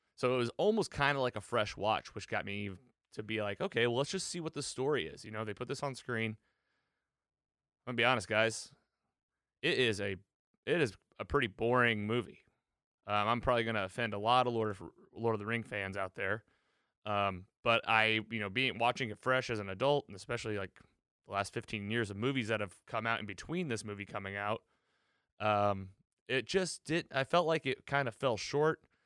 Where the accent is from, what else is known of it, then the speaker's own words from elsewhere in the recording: Missouri, United States; my home state of Missouri